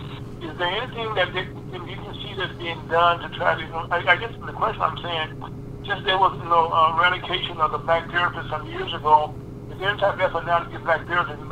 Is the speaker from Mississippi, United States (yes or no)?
yes; Mississippi, United States; also born or lived in Delta, Louisiana; now in St. Louis, United States; I grew up in Bixby, Mississippi myself, okay, and I was just at Delta, Louisiana, you know, right across the river there.